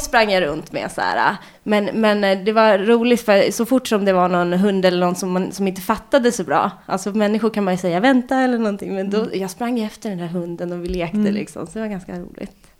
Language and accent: Swedish; Lidingö, Stockholm County, Sweden; also born or lived in Kungsholmen, Stockholm; Jag är född på Kungsholmen. Och sen när jag var ett och ett halvt så flyttade vi ut till Lidingö.